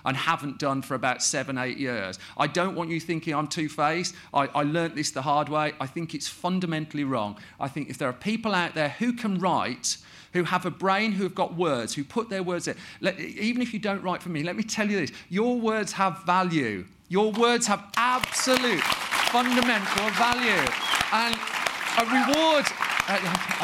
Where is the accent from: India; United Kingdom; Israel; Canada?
United Kingdom; the Midlands, England; I'm from the Midlands